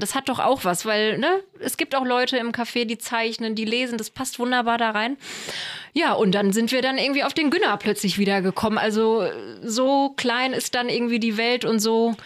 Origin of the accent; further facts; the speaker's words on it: Offenbach am Main, Hesse, Germany; moved away; Ich komme ja ursprünglich aus Offenbach